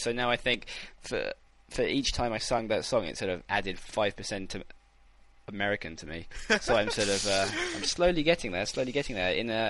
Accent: United Kingdom; I felt strangely patriotic, even though I'm British.

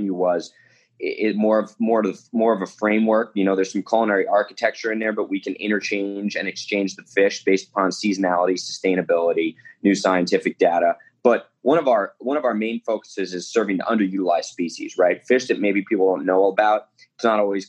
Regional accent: New Jersey, United States; now in Huntington Beach, United States; I grew up in Jersey on the East Coast

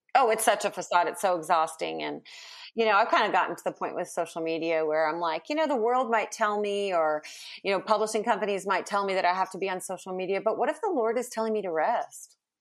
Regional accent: California, United States; moved away as an adult; now in Texas, United States; I was born in California.

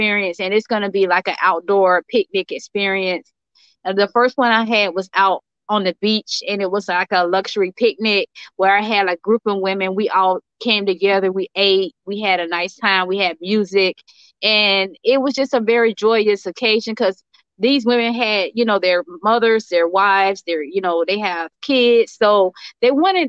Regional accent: Jacksonville, Florida, United States; I'm from Jacksonville, Florida.

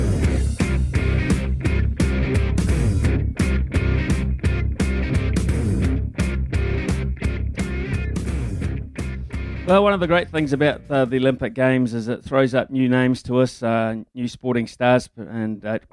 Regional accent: Whanganui, Manawatū-Whanganui, New Zealand; I hail from Whanganui as well. I'm a Carlton School old boy

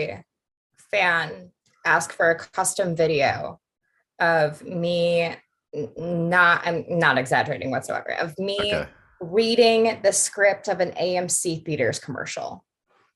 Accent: outside of Detroit, Michigan, United States; I grew up outside of Detroit

